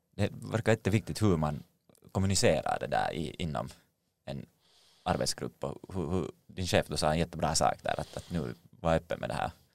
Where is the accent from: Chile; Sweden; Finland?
Finland; som finländare